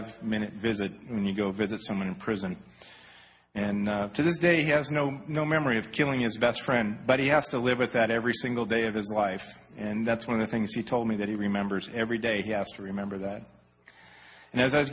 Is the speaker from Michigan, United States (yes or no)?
yes; Detroit, Michigan, United States; also born or lived in Anaheim, California; now in California, United States; I grew up in Detroit